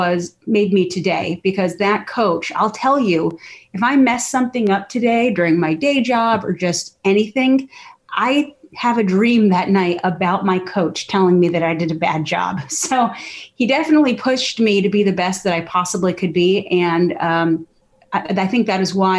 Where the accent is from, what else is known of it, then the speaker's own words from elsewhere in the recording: Scottsdale, Arizona, United States; I'm from the Southwest. I was born and raised in Scottsdale, Arizona